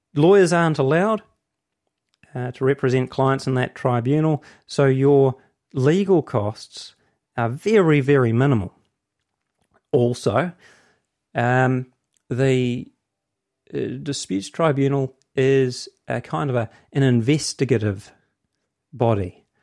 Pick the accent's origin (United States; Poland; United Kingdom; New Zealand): New Zealand; Hamilton, Waikato; I'm from Hamilton.